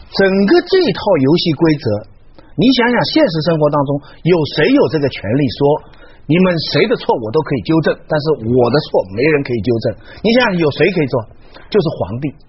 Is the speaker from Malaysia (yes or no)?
no; China; 我在这个时候发现我是中国人了。